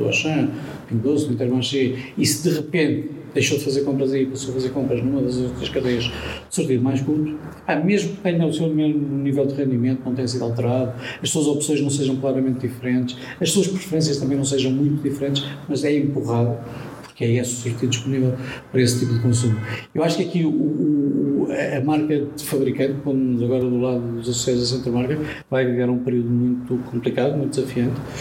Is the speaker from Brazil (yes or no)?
no; Portugal; como português